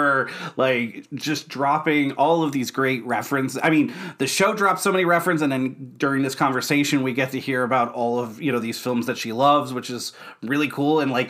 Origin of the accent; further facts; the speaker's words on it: Pennsylvania, United States; we're from Pennsylvania